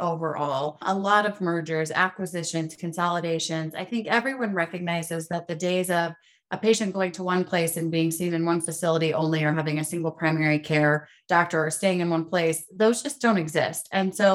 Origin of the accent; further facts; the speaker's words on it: Pueblo, Colorado, United States; I was born and raised in Pueblo, Colorado.